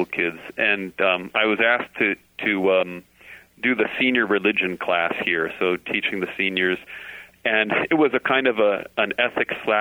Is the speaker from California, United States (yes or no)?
yes; Orange County, California, United States; near where I grew up down in Orange County